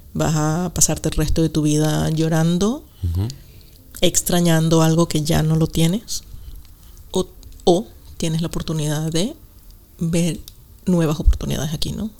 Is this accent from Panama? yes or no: no; Venezuela; moved away as an adult; also born or lived in Costa Rica; now in United Kingdom; nací en Venezuela